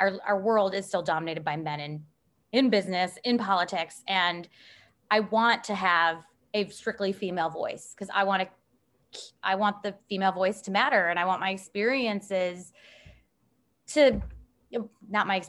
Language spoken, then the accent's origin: English; Chicago, Illinois, United States; moved away as an adult; also born or lived in East Coast, United States; now in Nashville, United States; I'm from Chicago, and I spent undergrad and grad school out east